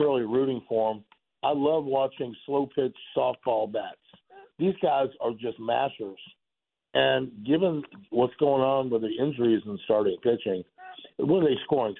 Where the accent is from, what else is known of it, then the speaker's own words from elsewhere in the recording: Boston, Massachusetts, United States; moved away; I was born in Boston.